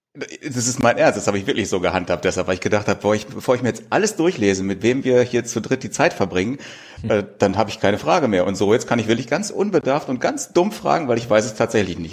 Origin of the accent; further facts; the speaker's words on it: Wanne-Eickel, North Rhine-Westphalia, Germany; moved away as an adult; now in Pellworm, Germany; Gebürtig bin ich aus Wanne-Eickel mitten im Ruhrpott